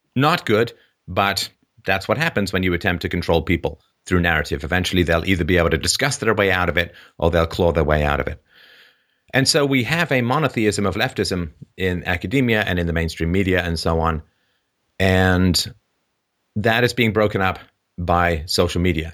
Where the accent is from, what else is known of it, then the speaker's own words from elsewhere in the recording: Ireland; when I was born in Ireland in the sixties